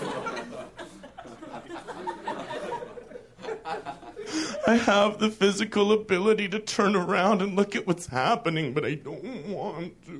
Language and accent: English; Canada; I'm from Canada